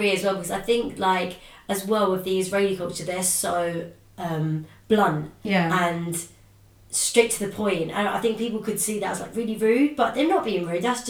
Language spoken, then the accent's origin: English; London, United Kingdom; we're like Londoners, we're from London, rather than automatically being like, we're British